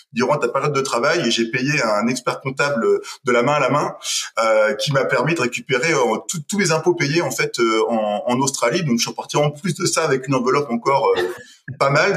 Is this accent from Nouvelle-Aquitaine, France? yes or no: yes; Parthenay, Nouvelle-Aquitaine, France; moved away as an adult; now in Pau, France; je viens d'un petit village en, Deux-Sèvres, euh, à Partenay exactement, et ça fait 15 ans maintenant que je vis sur euh, sur Pau, dans le sud-ouest